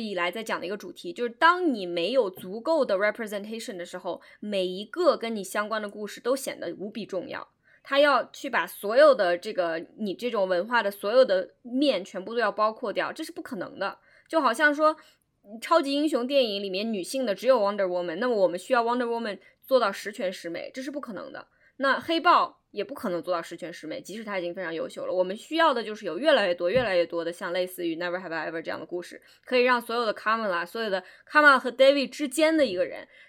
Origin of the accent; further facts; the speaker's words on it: China; 这就好像，比如说我们中国人看到一个关于美国中国人的故事